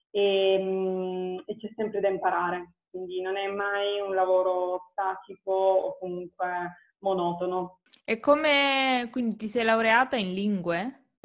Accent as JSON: {"language": "Italian", "region": "Apulia", "country": "Italy", "moved": "as an adult", "lives_now": "Verona, Italy", "said": "mm, ho 31 anni, vivo a Verona e sono originaria della Puglia"}